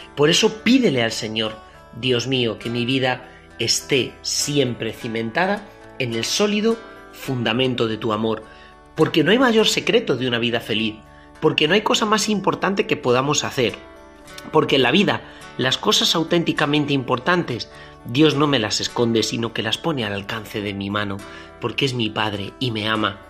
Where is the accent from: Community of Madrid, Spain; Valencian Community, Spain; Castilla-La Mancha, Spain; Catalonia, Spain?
Castilla-La Mancha, Spain; Toledo; yo soy de Toledo